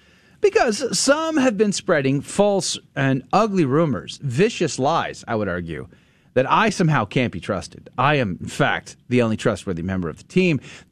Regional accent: San Antonio, Texas, United States; San Antonio is famous for other reasons besides me having gone to high school there and being the 10th grade history student of the year at Judson High School.

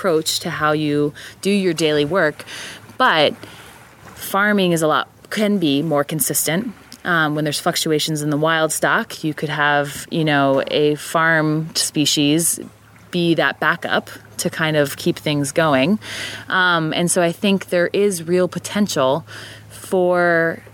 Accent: Jersey Shore, New Jersey, United States; moved away as an adult; also born or lived in Pennsylvania, United States; now in Maine, United States; coming from Pennsylvania and growing up on the Jersey Shore

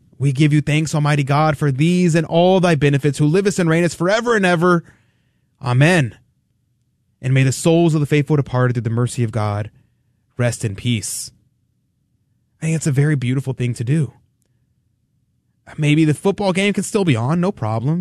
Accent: United States; I love America. I love my home country

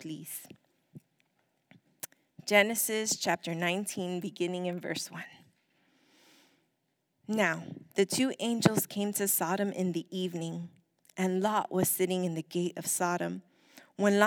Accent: United States; we are American

